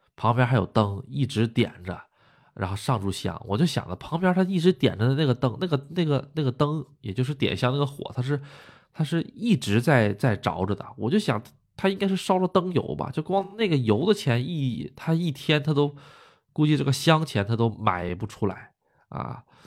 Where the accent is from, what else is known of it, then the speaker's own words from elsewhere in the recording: Northeast China, China; moved away as an adult; now in Japan; 我们东北那边儿习俗